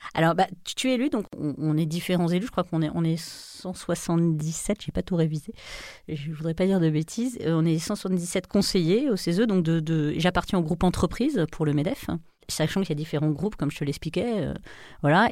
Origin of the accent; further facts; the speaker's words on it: France; on est dans une culture latine, on est français